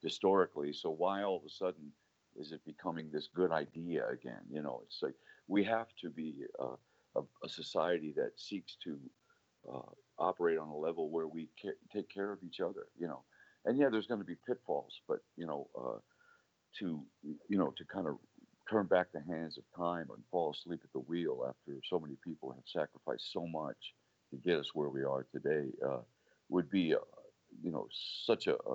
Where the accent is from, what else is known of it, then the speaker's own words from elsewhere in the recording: Ferguson, Missouri, United States; growing up in Ferguson during the 50s and the early 60s